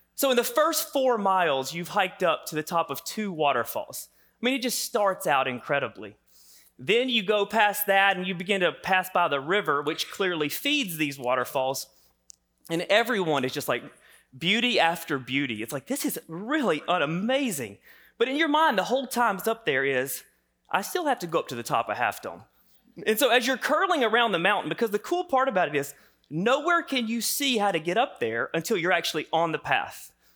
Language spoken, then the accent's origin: English; the South, United States; I grew up in the South here